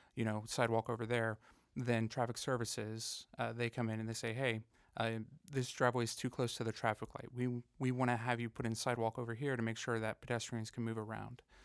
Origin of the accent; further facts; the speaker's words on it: Fayetteville, North Carolina, United States; I grew up here in Fayetteville